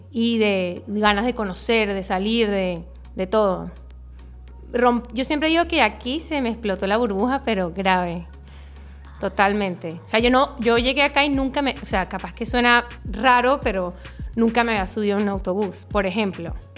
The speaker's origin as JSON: {"language": "Spanish", "country": "Venezuela", "tie": "born or raised there", "moved": "as an adult", "lives_now": "Uruguay", "said": "me crié en Venezuela"}